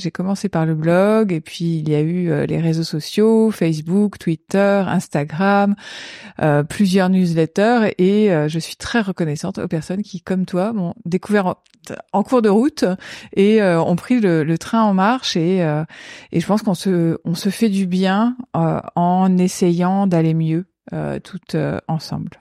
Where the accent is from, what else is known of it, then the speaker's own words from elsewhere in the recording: Paris region, Île-de-France, France; je suis née en 1976 à Paris. J'ai grandi en région parisienne